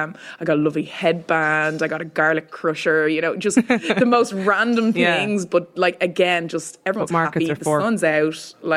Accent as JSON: {"language": "English", "town": "Bray", "region": "Leinster", "country": "Ireland", "tie": "born or raised there", "said": "a beautiful community in Bray. Like, when I think of Wicklow, obviously I'm going to have to big up my hometown."}